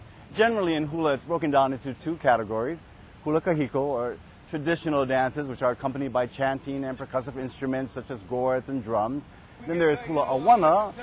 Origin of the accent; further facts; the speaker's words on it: Hawaii, United States; now in San Francisco, United States; I am a Hawaiian man living in San Francisco